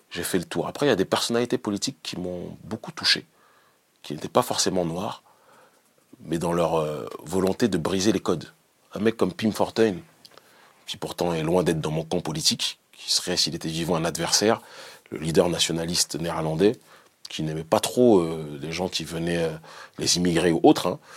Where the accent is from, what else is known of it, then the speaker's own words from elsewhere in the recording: Benin; Moi, je suis issu du Bénin.